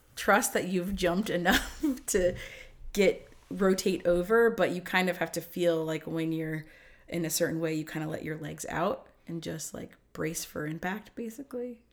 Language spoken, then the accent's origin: English; Ohio, United States; moved away; also born or lived in New Jersey; I grew up in Ohio, and then we moved to New Jersey